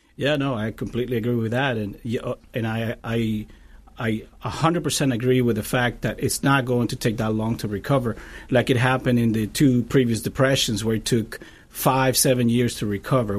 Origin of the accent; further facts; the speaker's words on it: Cuba; moved away as an adult; now in Tampa, United States; I'm originally from Cuba, and I've been in the, in the States, uh, for twenty years.